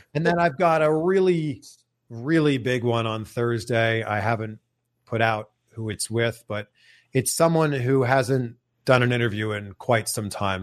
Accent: Toronto, Ontario, Canada; I remember growing up, and I grew up in Toronto

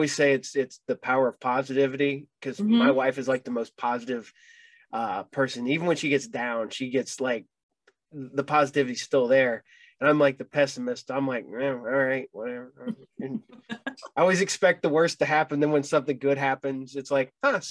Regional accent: Ohio, United States; I'm from Ohio

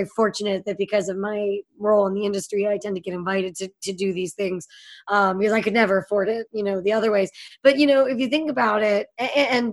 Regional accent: Pittsburgh, Pennsylvania, United States; moved away; I grew up in Pittsburgh, so there was a lot of hunting.

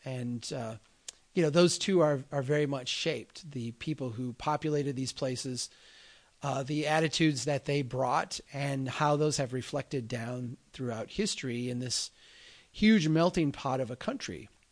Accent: Midwest, United States; also born or lived in Minnesota; my Midwestern eyes

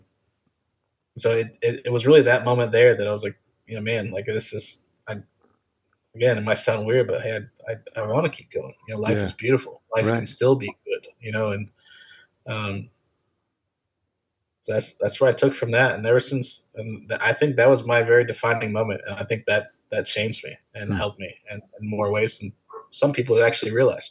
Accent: Florida, United States; I'm from Florida

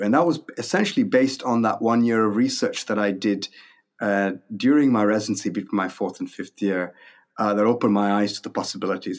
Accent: India; moved away as an adult; also born or lived in Minnesota, United States; now in Toronto, Canada; I was born in India. My, my parents still lived there. I grew up there. I went to medical school there

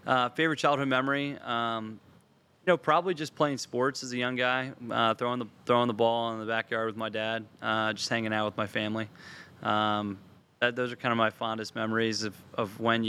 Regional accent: McDonough School, Maryland, United States; also born or lived in Delaware; I went to McDonough kindergarten through eighth grade

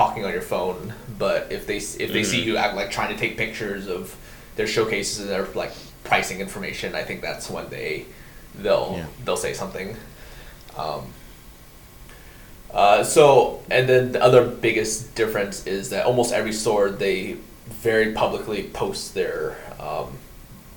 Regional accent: United States; moved away as an adult; now in Japan; when I first came here, being an American

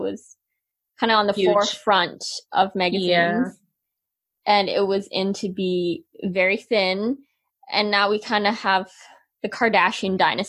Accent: Canada; growing up in Canada, from you know, being a little girl and then going through puberty

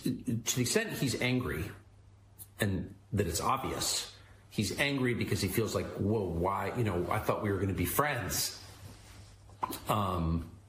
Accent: San Diego, California, United States; I'm from La Jolla, California.

